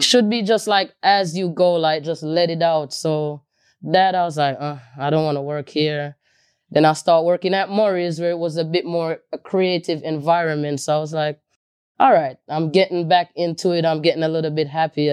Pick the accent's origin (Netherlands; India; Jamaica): Jamaica; now in New York, United States; me growing up in Jamaica